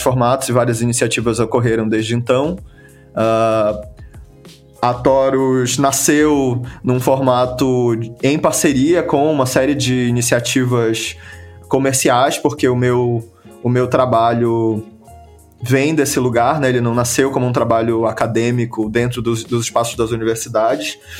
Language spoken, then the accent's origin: Portuguese; Belém, Pará, Brazil; eu sou de Belém do Pará